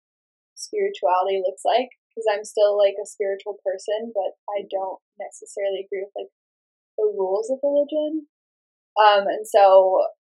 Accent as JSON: {"language": "English", "town": "Meridian", "region": "Idaho", "country": "United States", "tie": "born or raised there", "said": "in Meridian, Idaho, where I grew up"}